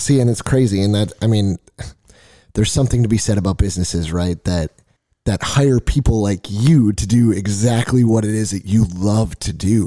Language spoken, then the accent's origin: English; Nevada, United States; We're from Nevada